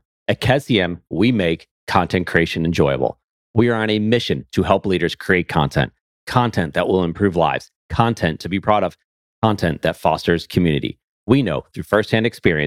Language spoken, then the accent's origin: English; Buffalo, New York, United States; now in Charlotte, United States; I'm originally from Western New York, from Buffalo, New York